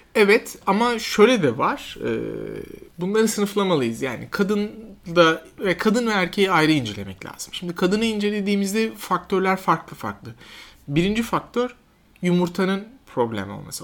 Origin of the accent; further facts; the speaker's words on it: Kayseri Province, Turkey; moved away as an adult; also born or lived in Ankara / Siirt; now in Istanbul, Turkey; Ben 78 e, yılında Kayseri doğumluyum. E, ilk orta ve lise eğitimimi e, Kayseri'de yaptım.